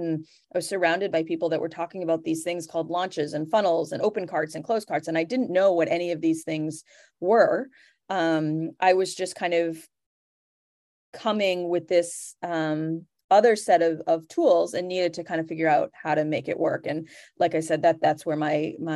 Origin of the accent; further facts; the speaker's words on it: New England, United States; I'm from the New England area